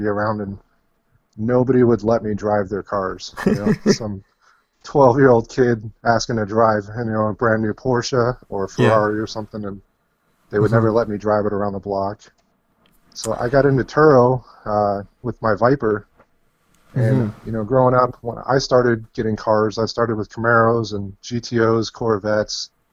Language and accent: English; Chicago, Illinois, United States; now in Arizona, United States; I'm out of Chicago, grew up there